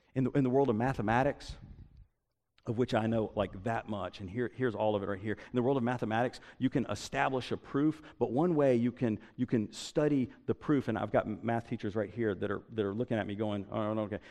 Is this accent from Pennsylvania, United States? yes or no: no; Statesboro, Georgia, United States; I grew up in Statesboro